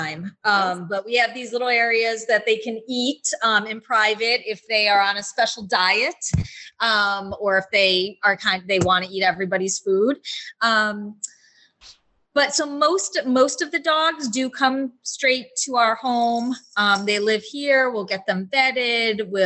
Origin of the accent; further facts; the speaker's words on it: Rhode Island, United States; moved away; also born or lived in Los Angeles; I'm from Rhode Island